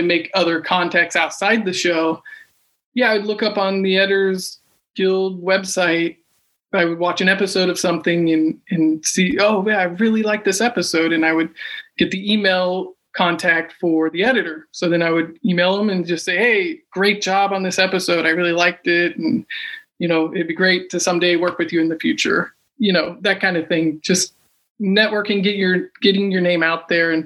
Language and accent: English; Kansas, United States; moved away as an adult; now in Los Angeles, United States; I'm originally from Kansas and moved out to LA when I was 20